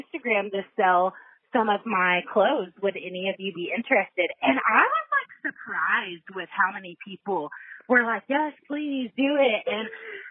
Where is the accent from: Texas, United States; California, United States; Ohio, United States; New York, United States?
Texas, United States; also born or lived in Colorado; I'm 34 and I am from Texas